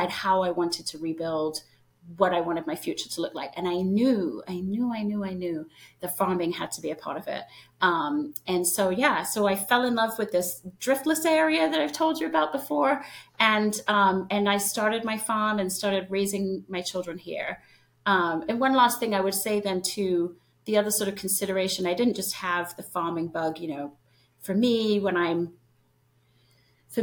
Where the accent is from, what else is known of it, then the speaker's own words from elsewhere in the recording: London, United Kingdom; moved away as an adult; now in United States; I tell everyone I grew up in London, England. I actually spent the first 5-6 years of my life in the countryside, right outside of London